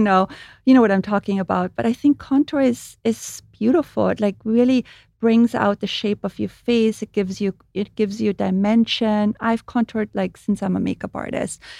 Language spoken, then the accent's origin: English; Austria; English is a second language; moved away as an adult; now in United States; I grew up in Europe and I grew up with body oil